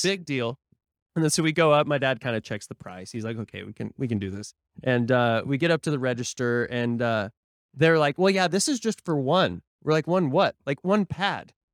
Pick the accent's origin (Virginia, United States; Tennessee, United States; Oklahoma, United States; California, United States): Oklahoma, United States; Tulsa; moved away; I'm from Tulsa